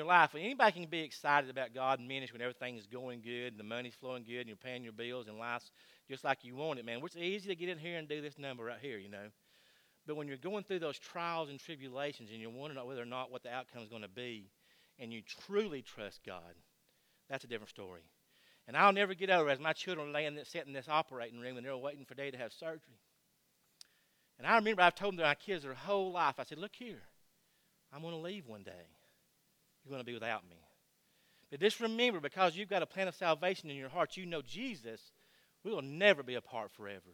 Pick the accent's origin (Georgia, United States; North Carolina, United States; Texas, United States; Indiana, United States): Georgia, United States; I am from Georgia